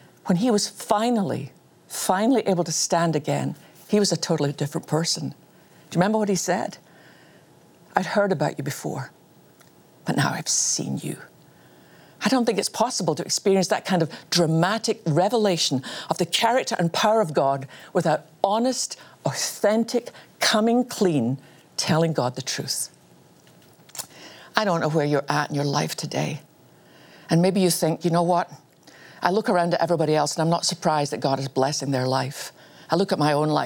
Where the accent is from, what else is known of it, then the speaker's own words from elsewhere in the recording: Scotland, United Kingdom; I was born in Scotland